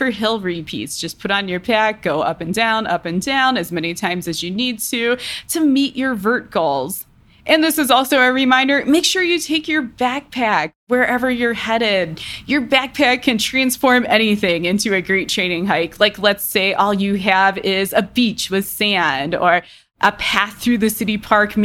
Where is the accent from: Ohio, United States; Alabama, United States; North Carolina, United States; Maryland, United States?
Ohio, United States; Cleveland; now in Colorado, United States; I spend a lot of time in Cleveland because that's where I'm from. That's where my family is.